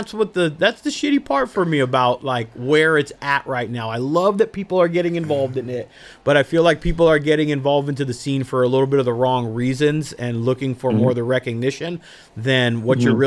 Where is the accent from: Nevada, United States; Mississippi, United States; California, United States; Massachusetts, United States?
California, United States; Southern; I'm born and raised in Southern California. It's a fucking grind here, man.